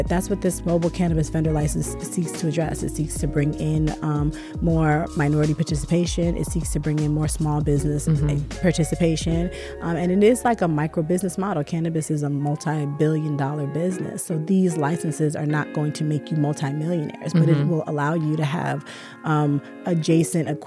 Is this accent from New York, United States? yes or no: yes; New York, United States; I'm from New York.